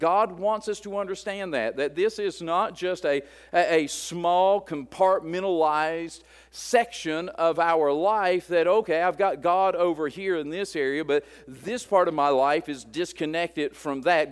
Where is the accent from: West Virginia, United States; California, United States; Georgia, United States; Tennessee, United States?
West Virginia, United States; moved away; I'm at a deficit coming from West Virginia, and so I'm trying to learn my first language.